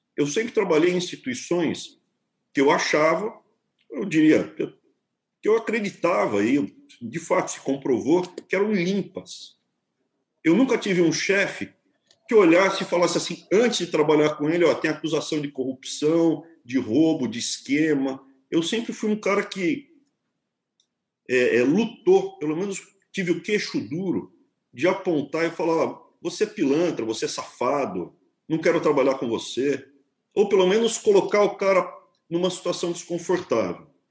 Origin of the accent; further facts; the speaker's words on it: São Paulo, Brazil; eu sou, cara, um paulistano, nasci em São Paulo